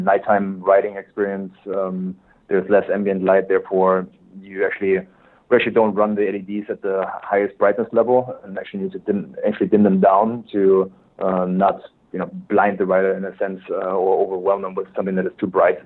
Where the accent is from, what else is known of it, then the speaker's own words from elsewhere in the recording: Germany; English is a second language; moved away as an adult; also born or lived in Switzerland; now in United States; born and raised in Germany. My accent probably gives me away right away